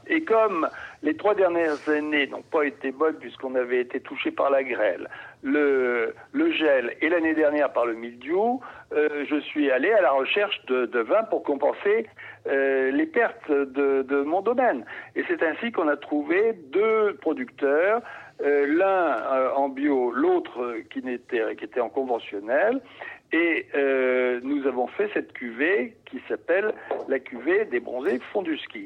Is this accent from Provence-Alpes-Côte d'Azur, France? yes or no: yes; Marseille, Provence-Alpes-Côte d'Azur, France; moved away; je suis marseillais d'origine.